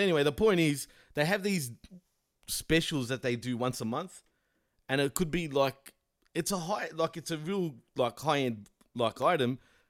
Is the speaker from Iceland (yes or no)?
no; Australia; and I'm from Australia.